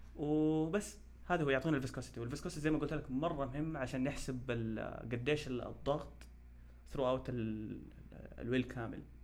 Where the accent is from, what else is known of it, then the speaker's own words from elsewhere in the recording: Saudi Arabia; عندنا في السعوديه